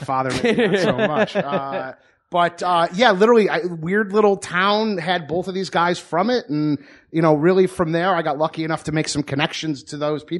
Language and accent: English; Franklin, Michigan, United States; Yeah, a little town called Franklin, Michigan